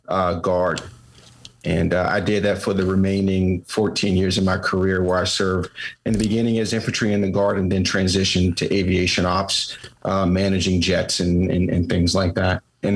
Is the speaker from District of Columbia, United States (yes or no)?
yes; Washington, District of Columbia, United States; born and raised in Washington, D.C., of course, nation's capital.